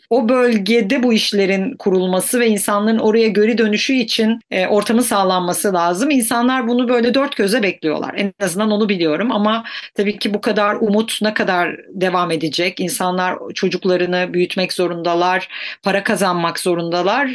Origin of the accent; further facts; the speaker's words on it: Mersin, Turkey; also born or lived in Antakya; bir Antakyalı olarak, Mersin'de büyümüş bir Antakyalı olarak